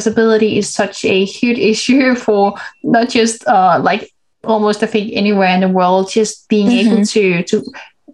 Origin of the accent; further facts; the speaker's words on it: Denmark; I'm born and raised in Denmark. So that's where I'm from.